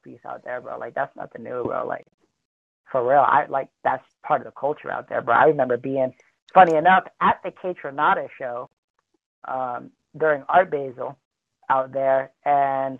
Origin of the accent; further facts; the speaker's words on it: Salt Lake City, Utah, United States; also born or lived in Fort Lauderdale, Florida; I'm from Salt Lake City